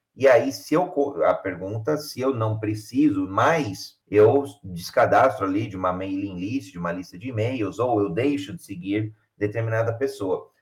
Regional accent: Brazil; Sou brasileiro

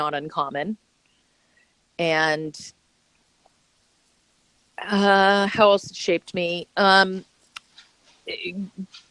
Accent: Boulder, Colorado, United States; moved away as an adult; I grew up in Boulder

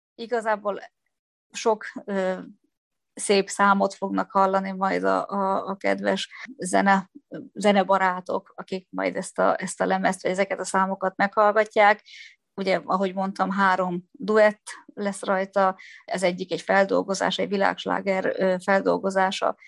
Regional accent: Szolnok, Jász-Nagykun-Szolnok, Hungary; moved away; Gyerekkori barátnőm alakult úgy az életünk, hogy mi Szolnokról elkerültünk, de mégis nagyon közel lakunk egymáshoz

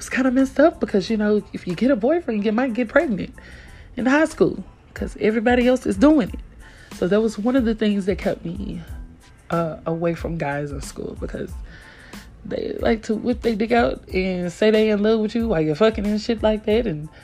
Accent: Tennessee, United States; moved away as an adult; also born or lived in Kansas; I'm from Tennessee, they're from Kansas, and from other states, but you know, I'm from the South.

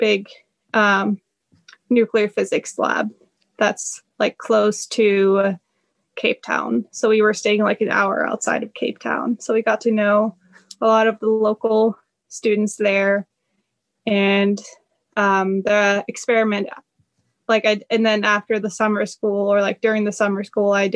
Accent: near Oslo, Oslo area, Norway; moved away as an adult; also born or lived in North Carolina, United States / Sweden; now in Michigan, United States; I'm from like very close to the Oslo area

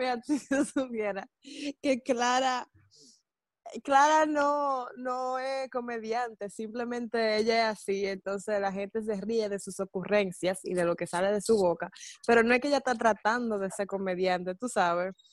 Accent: Dominican Republic; soy dominicana, así que mi talento va a ser talento dominicano

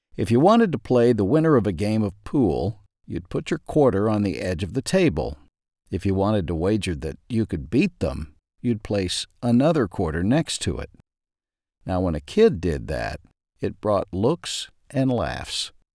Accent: Ashdown, Arkansas, United States; As a kid growing up in Ashdown, Arkansas

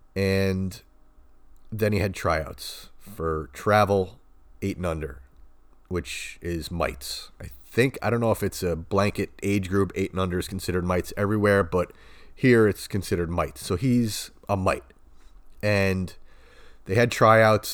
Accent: Long Island, New York, United States; I grew up in the eighties in Long Island

